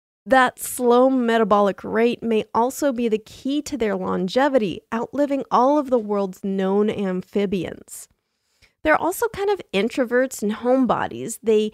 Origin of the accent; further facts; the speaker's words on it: Slovenia; English is a second language; I'm from Slovenia, and one of our symbols, kind of, is the Kloveska ribica